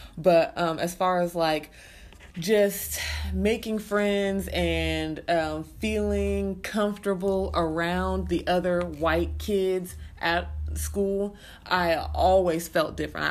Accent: Arkansas City, Kansas, United States; I was born and raised in Arc City, Kansas

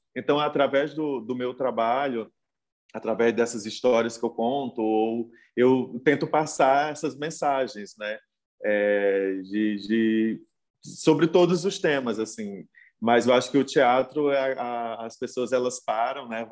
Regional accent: Brazil

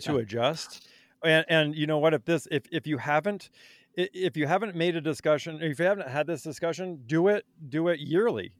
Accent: Vermont, United States; I grew up in Vermont

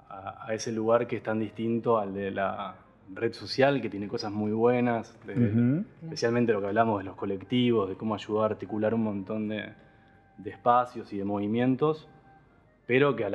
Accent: Buenos Aires, Argentina; De Buenos Aires, de la ciudad.

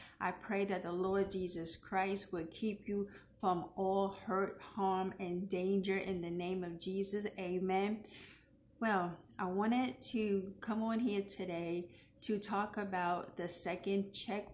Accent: New York City, New York, United States; my hometown of New York City

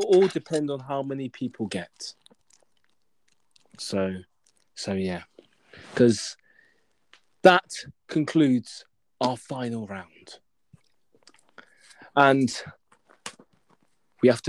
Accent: Hertfordshire, East of England, United Kingdom; I'm from Hertfordshire

